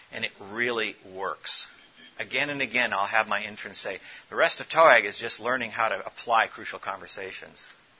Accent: South Africa; But what my experience is growing up in Africa, I'm from South Africa

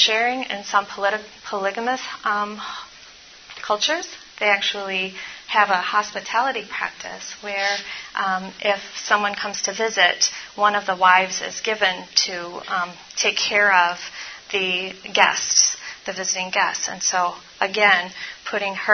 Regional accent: Baltimore, Maryland, United States; I'm from Baltimore

